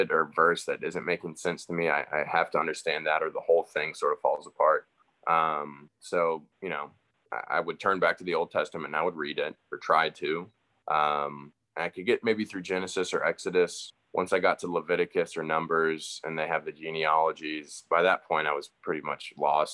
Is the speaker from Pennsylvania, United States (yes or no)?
no; Roswell, Georgia, United States; growing up in Roswell in the South